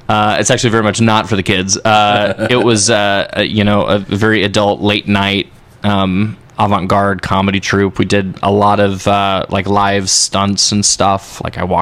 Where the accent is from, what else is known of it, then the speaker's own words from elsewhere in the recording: Fort Worth, Texas, United States; moved away as an adult; also born or lived in Graham, Texas / New York City; I grew up in Fort Worth, sort of between Fort Worth and Graham, Texas